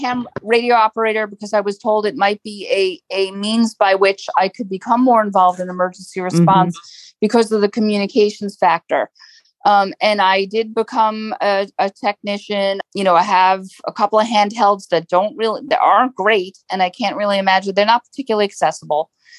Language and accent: English; Long Island, New York, United States; moved away as an adult; also born or lived in Brooklyn, New York; now in Falls Church, Virginia, United States; I am a transplanted New Yorker. I was born in Brooklyn, moved to Long Island when I was a child, and then moved here in 2019.